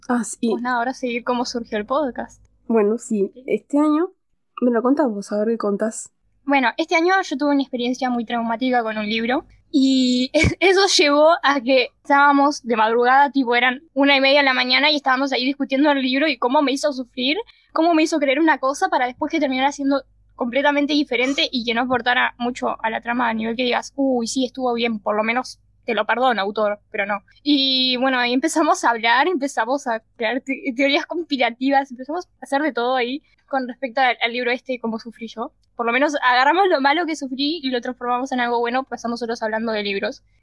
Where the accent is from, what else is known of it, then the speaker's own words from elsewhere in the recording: Montevideo, Uruguay; somos de Uruguay, Montevideo y de dos barrios, un barrio.